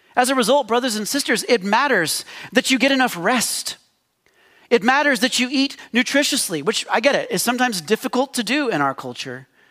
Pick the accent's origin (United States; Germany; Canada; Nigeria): United States; as Americans, and particularly as American Christians